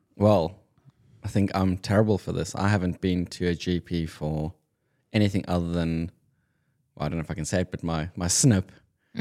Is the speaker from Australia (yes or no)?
no; South Africa; moved away; I'm being South African Afrikaans